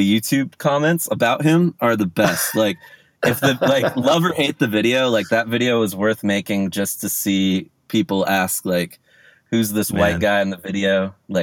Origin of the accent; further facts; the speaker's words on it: Orange County, California, United States; I'm from Orange County, which is like an hour south